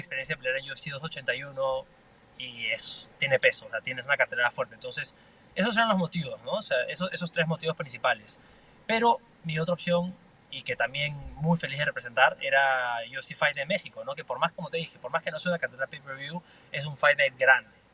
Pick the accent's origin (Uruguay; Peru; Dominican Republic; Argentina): Peru; now in Miami, United States; soy representante eh, peruano, representante latino